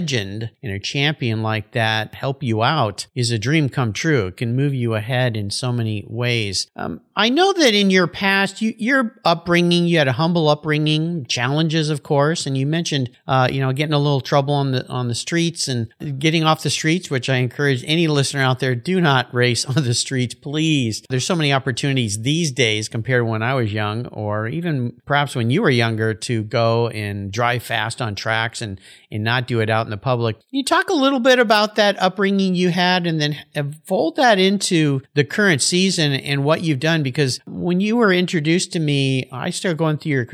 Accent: Southern California, United States; born or raised there

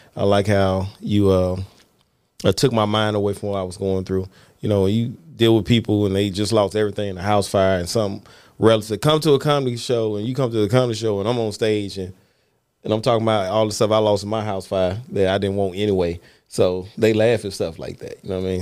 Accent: Mississippi, United States; growing up in Mississippi

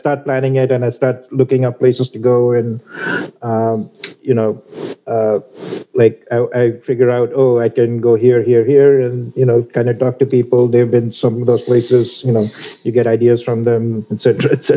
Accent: India; moved away; I'm from India originally

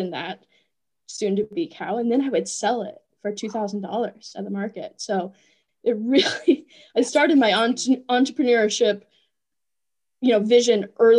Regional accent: Hocking County, Southeast Ohio, United States; moved away as an adult; also born or lived in Athens, Ohio; So I am a native of Southeast Ohio. I was born and raised in Hocking County. And I grew up on a farm, a small 50 acre farm. We had about 20 head of cattle.

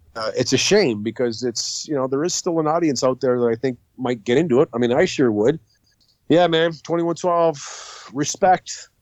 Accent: St. Catharines, Ontario, Canada; also born or lived in Sault Ste. Marie, Ontario / Niagara Falls, Ontario; I was born in Sault Ste. Marie, very close to where you were born, mm-hmm. but I grew up in Niagara Falls and St. Catharines

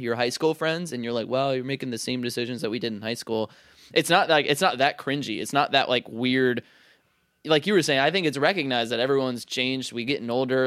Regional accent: Charlotte, North Carolina, United States; moved away as an adult; it's my hometown, so, like, I know it very well, and I have, I don't get, you know, I haven't, I haven't lived there since twenty fourteen

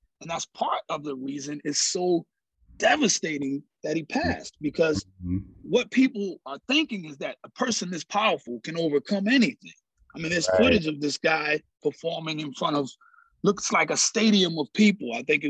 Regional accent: Ghana; also born or lived in Philadelphia; now in Atlanta, United States; I am from Philly. I am originally from Philly, but I was also raised in Ghana, West Africa.

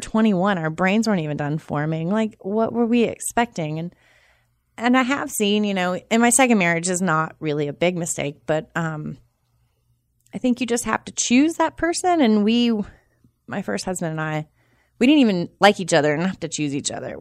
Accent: Charlotte, North Carolina, United States; also born or lived in Boone / Durham; I'm from Charlotte

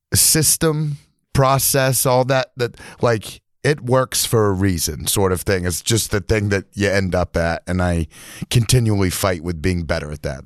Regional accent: New Hampshire, United States; now in Milo, Maine, United States; I grew up in New Hampshire, I'd come up to Milo all the time, visit my grandparents

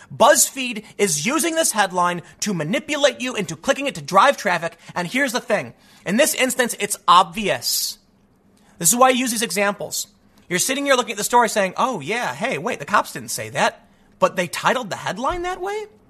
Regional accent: Chicago, Illinois, United States; when I was growing up in Chicago

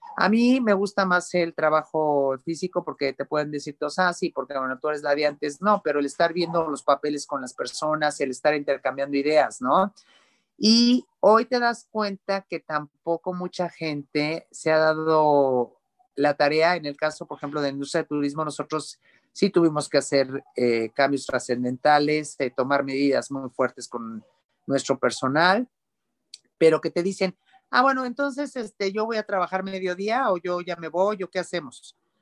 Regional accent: Mexico; como mexicanos

